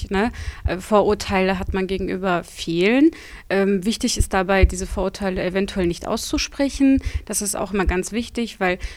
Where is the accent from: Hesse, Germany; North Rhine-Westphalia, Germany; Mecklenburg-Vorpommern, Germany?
North Rhine-Westphalia, Germany; Bottrop; Ich bin in Bottrop geboren und bin auch hier aufgewachsen, noch nie woanders gewohnt. Mhm. Also yeah. reine Bottroperin.